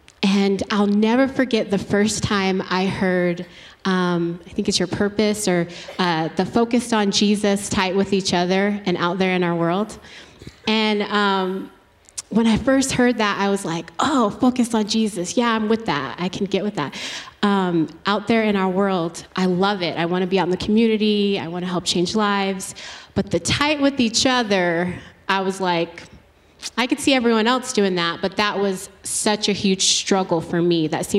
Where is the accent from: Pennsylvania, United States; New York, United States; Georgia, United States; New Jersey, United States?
Georgia, United States; Originally Georgia.